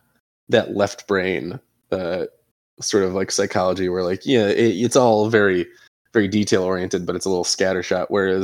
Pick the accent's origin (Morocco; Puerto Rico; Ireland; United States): Ireland; I'm Irish. Let's lower this 10 degrees. I would like to wear a jacket all the time.